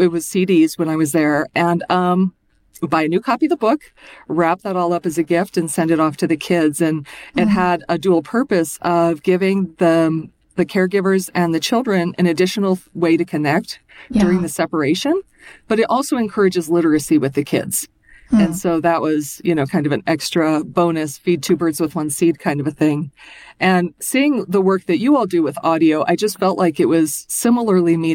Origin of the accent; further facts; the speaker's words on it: Colorado, United States; moved away as an adult; also born or lived in Minnesota; I'm originally from Colorado and I've been living in Minnesota